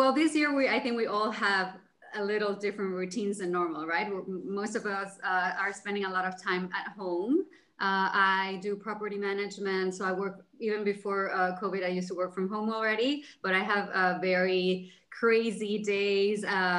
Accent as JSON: {"language": "English", "town": "Cancun", "region": "Quintana Roo", "country": "Mexico", "also_born_or_lived": "Jersey City", "lives_now": "Los Angeles, United States", "said": "So hi guys … I am from Cancun, Mexico, but I've lived all over the world and I'm currently living in Los Angeles. I used to live in Jersey City."}